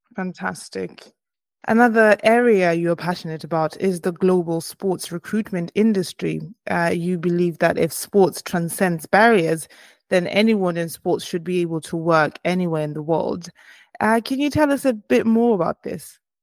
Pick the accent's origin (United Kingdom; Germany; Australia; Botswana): Botswana; I am from Botswana in Africa